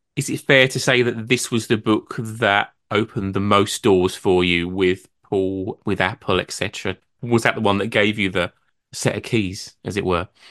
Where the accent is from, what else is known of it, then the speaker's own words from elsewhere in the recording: Brentwood, East of England, United Kingdom; I'm from Brentwood in Essex, which is not far from London.